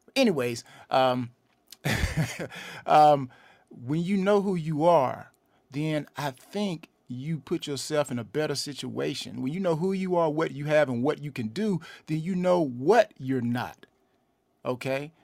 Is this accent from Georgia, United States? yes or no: yes; LaGrange, Georgia, United States; now in Atlanta, United States; I'm originally, uh, from LaGrange, Georgia, which is about a hour and fifteen minutes southwest of Atlanta